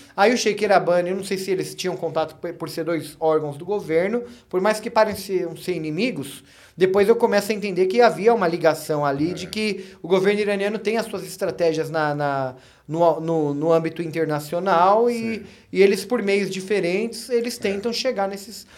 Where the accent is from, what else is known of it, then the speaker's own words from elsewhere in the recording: Brazil; also born or lived in Iran; Eu sou brasileiro